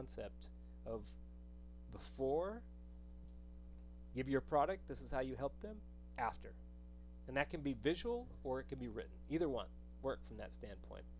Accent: New Mexico, United States; I grew up in New Mexico

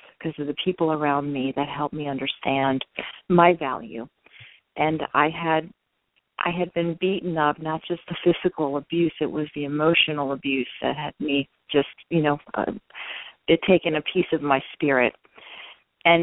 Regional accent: Baltimore, Maryland, United States; I'm 100% Hispanic, but I was born here actually in Baltimore, Maryland, in the United States, and I come from Latino family. My mother from Costa Rica, my father from Colombia, South America.

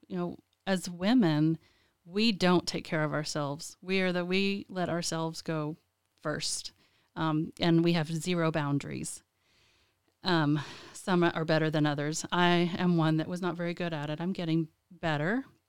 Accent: Lubbock, Texas, United States; moved away as an adult; now in Lansing, United States; I was born and raised in Lubbock, Texas

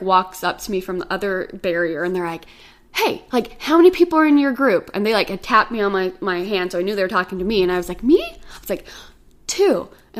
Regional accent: Texas, United States; I was like, from Texas.

